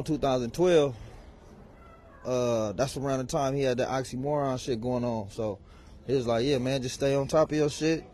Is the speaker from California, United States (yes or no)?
yes; Los Angeles, California, United States; also born or lived in Sacramento; South Central, born and raised